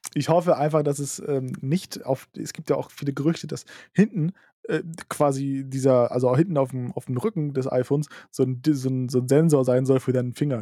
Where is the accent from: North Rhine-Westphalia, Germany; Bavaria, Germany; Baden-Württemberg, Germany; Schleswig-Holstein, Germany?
Schleswig-Holstein, Germany; Lübeck; Bei uns in Lübeck